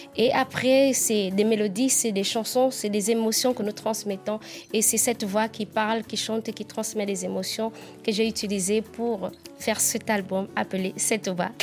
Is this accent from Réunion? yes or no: no; Nzebi, southern Gabon, Gabon; accent: southern (Nzebi); Je suis normalement Nzebi, je suis d'origine Nzebi